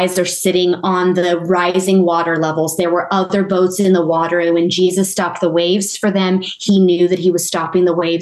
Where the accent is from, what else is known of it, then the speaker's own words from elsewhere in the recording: Texas, United States; I grew up in Texas. I still say y'all.